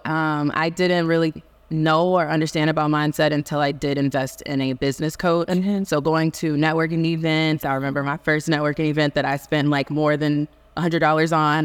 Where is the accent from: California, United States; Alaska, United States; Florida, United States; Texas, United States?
Texas, United States; Houston; I am from Houston, Texas